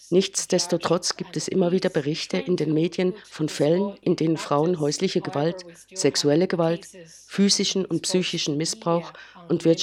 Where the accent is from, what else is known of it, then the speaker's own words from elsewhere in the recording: Beijing, China; German is a second language; spreche zu euch aus meiner Heimatstadt Peking in China.